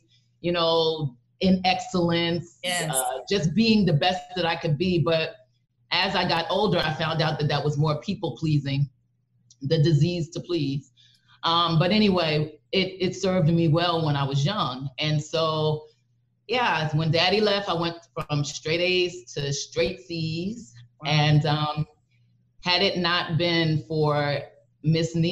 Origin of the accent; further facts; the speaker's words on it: East Orange, New Jersey, United States; East Orange, New Jersey, born and bred.